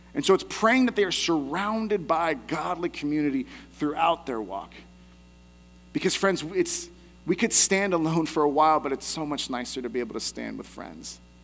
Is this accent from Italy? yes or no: no; the Bay Area, California, United States; I had an opportunity to go to Alcatraz when I was younger, growing up in the Bay Area